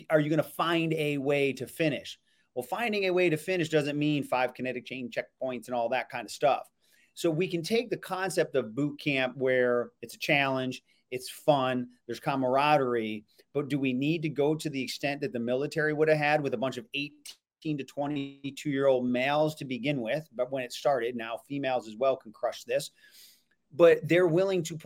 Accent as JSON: {"language": "English", "town": "Elmira", "region": "New York", "country": "United States", "said": "I'm from Elmira, New York"}